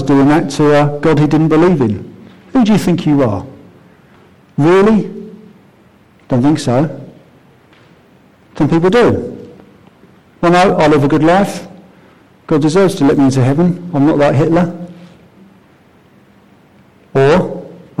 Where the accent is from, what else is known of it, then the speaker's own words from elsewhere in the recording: Croydon, London, United Kingdom; I grew up in Croydon